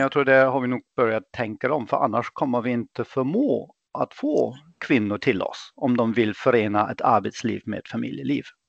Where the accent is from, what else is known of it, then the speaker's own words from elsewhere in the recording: Germany; Swedish is a second language; moved away; also born or lived in England; Jag är född och uppvuxen i Tyskland